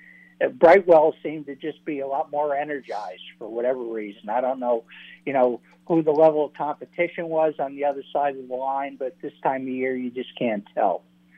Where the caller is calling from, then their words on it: Cape Cod, Massachusetts, United States; Hey, it's … from Cape Cod.